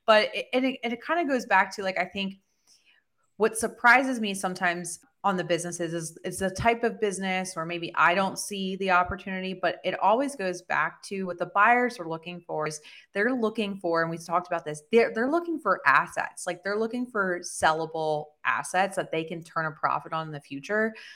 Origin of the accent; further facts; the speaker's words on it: Southern New Jersey, United States; I actually was born and raised in Southern New Jersey